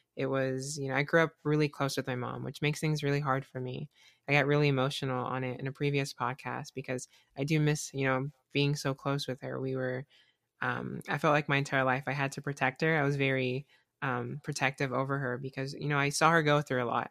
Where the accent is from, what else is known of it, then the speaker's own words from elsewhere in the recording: South Carolina, United States; now in Florida, United States; I, I grew up in South Carolina